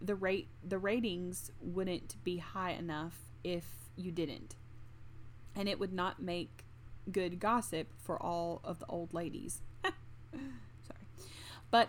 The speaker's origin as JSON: {"language": "English", "region": "the South", "country": "United States", "said": "we're from the South."}